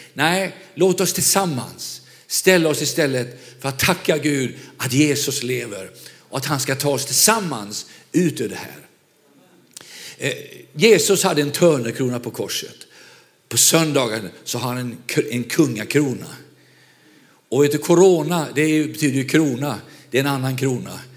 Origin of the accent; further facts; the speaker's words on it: Vänersborg, Västra Götaland, Sweden; moved away; Jag är själv västgöte, född i Vänersborg